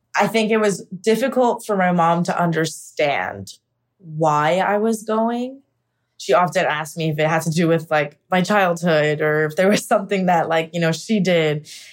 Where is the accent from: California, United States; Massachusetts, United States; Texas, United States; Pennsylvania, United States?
Pennsylvania, United States; moved away as an adult; now in New York City, United States; I am originally from Pennsylvania. I moved to New York City about ten years ago.